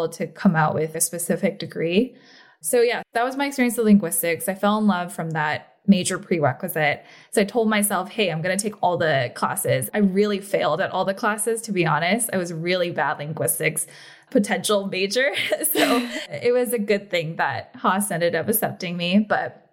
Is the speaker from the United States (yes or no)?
yes; the Bay Area, California, United States; also born or lived in Korea; growing up in the Bay